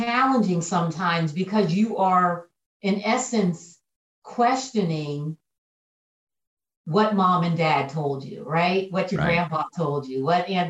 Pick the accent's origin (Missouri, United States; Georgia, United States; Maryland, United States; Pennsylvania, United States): Pennsylvania, United States; moved away as an adult; also born or lived in Kentucky; my home state of Pennsylvania